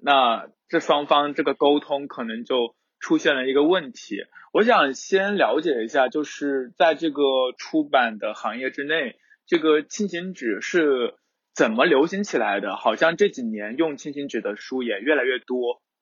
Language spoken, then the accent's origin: Chinese; southern China, China; 作为一个南方人